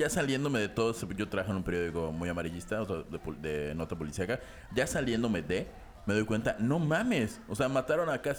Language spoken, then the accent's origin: Spanish; Mexico; el, gran problema de nuestro país, del mexicano en general